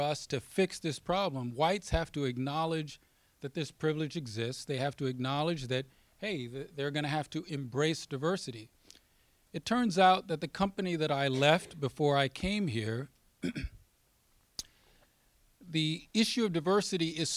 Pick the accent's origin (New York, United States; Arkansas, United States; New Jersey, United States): Arkansas, United States; a small town in; moved away; I grew up in the South, born in the 60s, in between the Civil Rights Act and the Voting Rights Act. And in the small town that I grew up in, the town's sort of been hollowed out. When I go back there in Arkansas